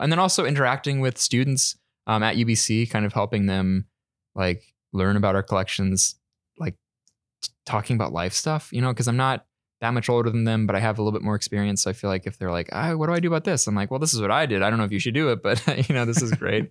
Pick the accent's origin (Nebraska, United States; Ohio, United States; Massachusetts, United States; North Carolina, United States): North Carolina, United States; moved away as an adult; now in Vancouver, Canada; I'm originally from North Carolina in the United States